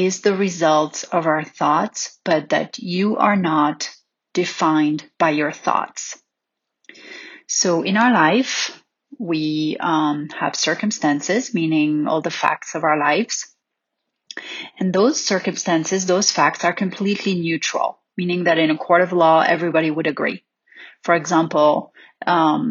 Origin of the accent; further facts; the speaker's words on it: Paris, Île-de-France, France; growing up in Paris